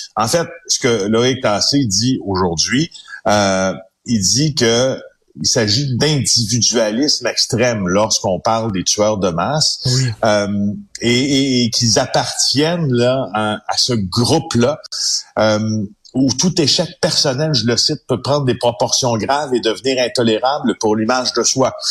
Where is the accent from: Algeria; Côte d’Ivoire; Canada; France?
Canada; Ville-Marie, Quebec; parlons d'Abitibi-Témiscamingue parce que c'est là où c'est là où ça se passe, qui, est ma région natale